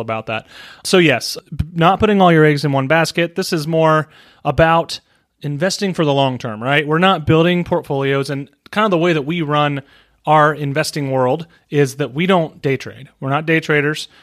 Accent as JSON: {"language": "English", "country": "United States", "said": "I'm an American"}